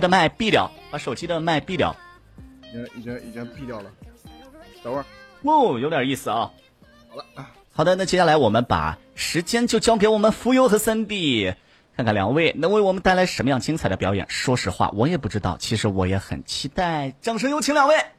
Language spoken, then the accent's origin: Chinese; Inner Mongolia, China; 大家好，我是来自内蒙古的